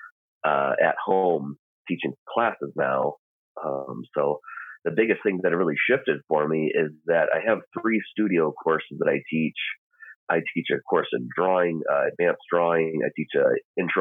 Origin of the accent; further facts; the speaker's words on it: Michigan, United States; now in Moscow, United States; I'm originally from Michigan